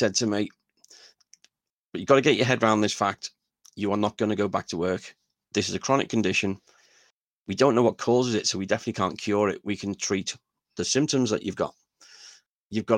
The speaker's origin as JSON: {"language": "English", "town": "Liverpool", "region": "North West England", "country": "United Kingdom", "tie": "born or raised there", "said": "I was just coming from the Dingle"}